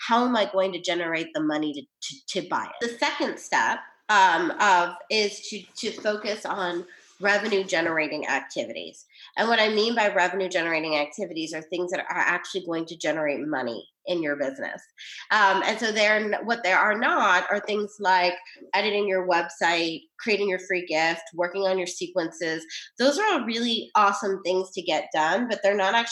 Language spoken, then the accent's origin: English; New York, United States; I'm from New York.